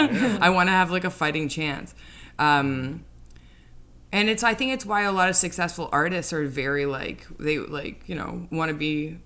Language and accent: English; Toronto, Ontario, Canada; now in New York, United States